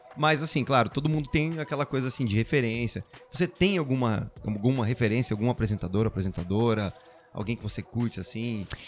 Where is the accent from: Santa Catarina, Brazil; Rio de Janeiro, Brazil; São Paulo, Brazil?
São Paulo, Brazil; São José do Rio Preto; moved away as an adult; also born or lived in Salvador; depois que eu saí de Rio Preto, e fui morar